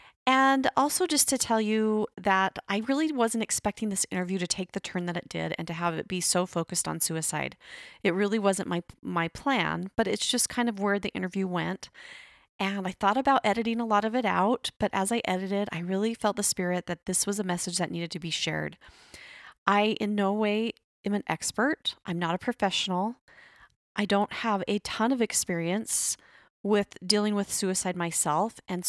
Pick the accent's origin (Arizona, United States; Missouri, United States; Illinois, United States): Arizona, United States; born there; Well, I was born in Arizona, then I moved away, then I came back. But yes, I love Arizona.